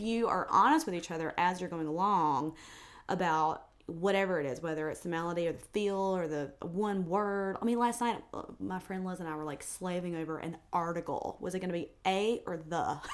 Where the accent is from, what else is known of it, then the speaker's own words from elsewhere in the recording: South Georgia, United States; moved away as an adult; also born or lived in New York City, United States; now in Nashville, United States; being from South Georgia